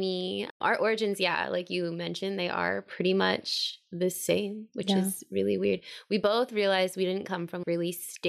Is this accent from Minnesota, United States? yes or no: no; Hawaii, United States; born there; also born or lived in Virginia / Washington, D.C.; So I was born in Hawaii. I moved to Virginia and then I moved to Washington, D.C.